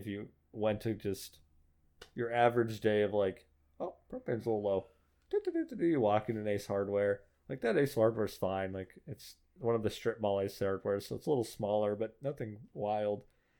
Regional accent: Oklahoma, United States; Growing up in Oklahoma, our Walmart got torn down, or no, they relocated to their like new fancy super, what's like super center

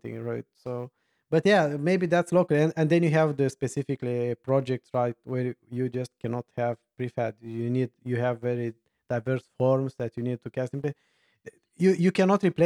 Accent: Romania; I'm from Romania

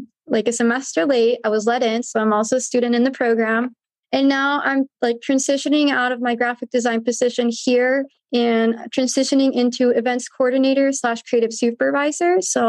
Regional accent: San Diego, California, United States; also born or lived in Tijuana, Mexico; I'm from here, from San Diego. I originally lived in TJ, like my early childhood, but I am American. I was born here.

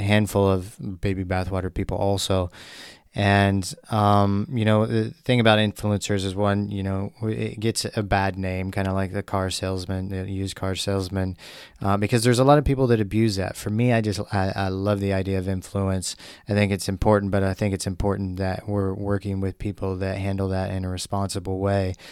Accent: Missouri, United States; growing up in Missouri

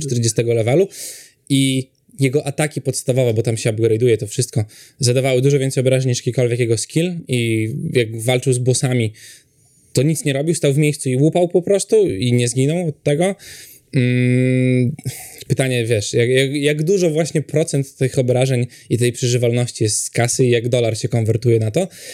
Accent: Poland; u nas w Europie, w Polsce

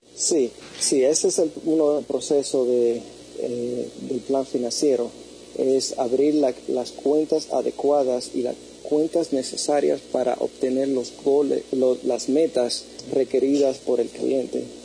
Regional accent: New York, United States; now in San Francisco, United States; yo soy originalmente de New York

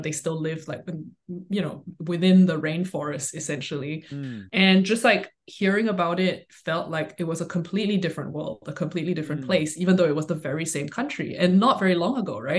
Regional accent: Singapore; moved away; I grew up in Singapore

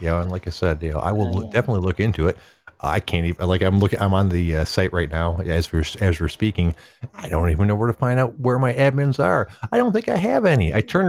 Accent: Detroit, Michigan, United States; I am from the Detroit area myself.

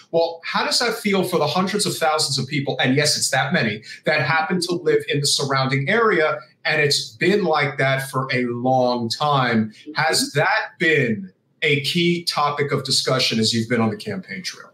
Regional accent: New Jersey, United States; I'm from New Jersey

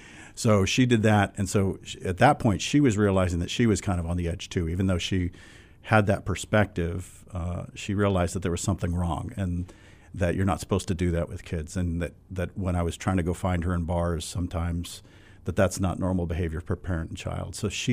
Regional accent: California, United States; born there; also born or lived in New England; now in New Hampshire, United States; And so I was born in California and have lived probably half the states up until now, and I've been in New England for most of my adult life. Moved to New Hampshire about 20 years ago.

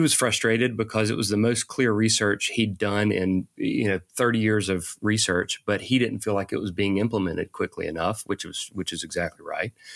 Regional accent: Eufaula, Alabama, United States; now in Atlanta, United States; grew up in a tiny little town in Alabama

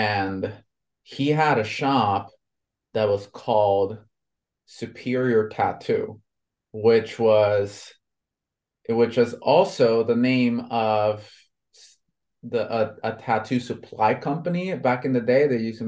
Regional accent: Honduras; I was born and raised in Honduras in Central America, right?

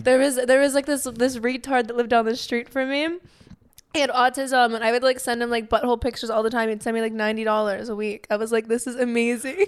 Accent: Pittsburgh, Pennsylvania, United States; I'm from Pennsylvania

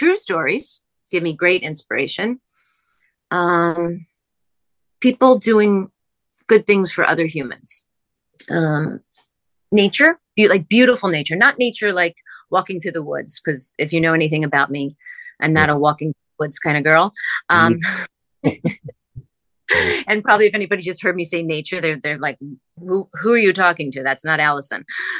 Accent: Pennsylvania, United States; We're both from the East Coast. We're both from outside Philadelphia.

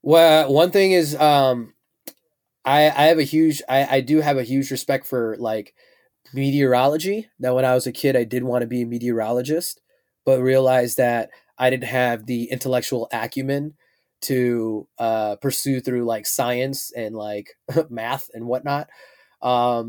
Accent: Chicago, Illinois, United States; I am from Chicago

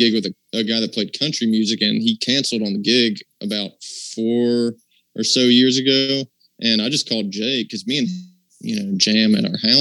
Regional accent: Saluda, North Carolina, United States; now in Asheville, United States; we're brothers. And we're actually originally from the Saluda, North Carolina area. And I live in Asheville now

